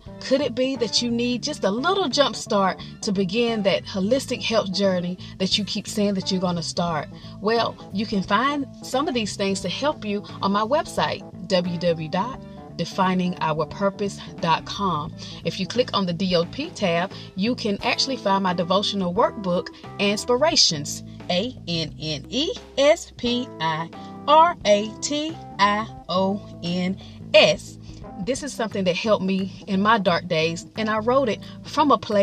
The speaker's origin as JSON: {"language": "English", "region": "North Carolina", "country": "United States", "said": "I'm from North Carolina"}